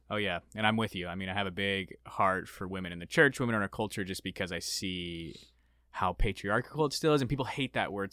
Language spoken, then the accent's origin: English; Arizona, United States; I grew up in Arizona